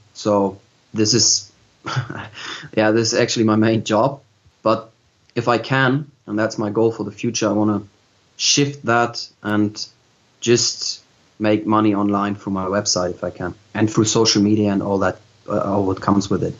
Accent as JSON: {"language": "English", "region": "Hamburg", "country": "Germany", "tie": "born or raised there", "said": "I'm originally from Hamburg, and I've been growing up in Hamburg as well"}